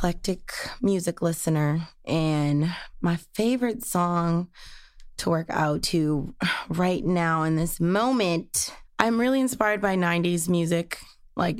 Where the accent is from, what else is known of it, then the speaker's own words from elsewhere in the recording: Southfield, Michigan, United States; moved away as an adult; also born or lived in Detroit, Michigan; now in Los Angeles, United States; I'm from Detroit, Michigan. Grew up in Southfield, Michigan